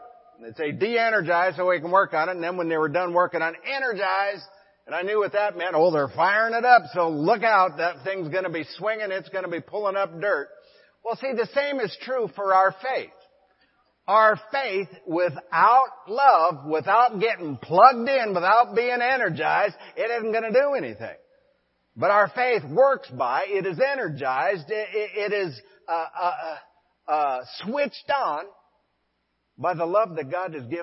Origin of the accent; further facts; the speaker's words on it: Forsyth, Montana, United States; Liz and I were pastoring a church in my hometown of Forsyth, Montana.